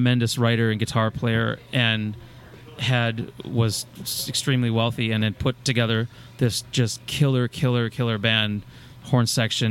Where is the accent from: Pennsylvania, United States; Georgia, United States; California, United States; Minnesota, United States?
Minnesota, United States; Anoka; I'm from Anoka, Minnesota. I grew up in Anoka, right up the road, basically, 20 minutes